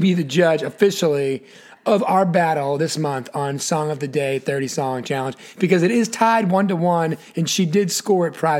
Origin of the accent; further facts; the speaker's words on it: Massachusetts, United States; especially when you're growing up in Massachusetts